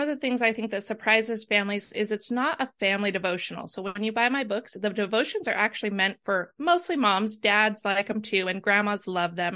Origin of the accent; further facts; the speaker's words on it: Idaho, United States; moved away as an adult; also born or lived in Arizona; now in Myrtle Beach, United States; we're from Idaho, but we spent some time in Arizona doing ministry. And now we're in beautiful Myrtle Beach, South Carolina